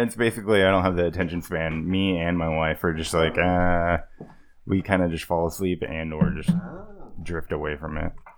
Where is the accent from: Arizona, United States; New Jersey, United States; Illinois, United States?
Arizona, United States; Kingman; my hometown in Kingman